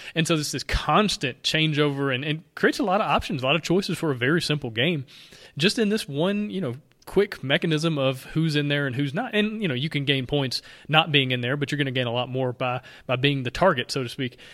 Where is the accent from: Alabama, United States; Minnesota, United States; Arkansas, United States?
Alabama, United States; accent: Alabama; my Alabama accent